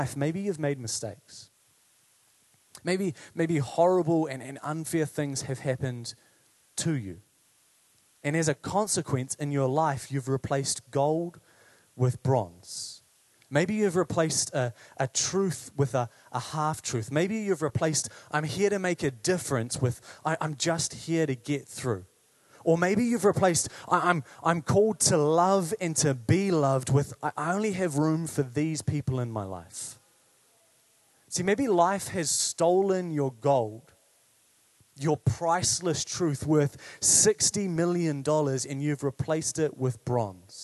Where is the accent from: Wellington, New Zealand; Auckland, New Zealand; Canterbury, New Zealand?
Wellington, New Zealand; Paraparaumu; I grew up in Parapara'umu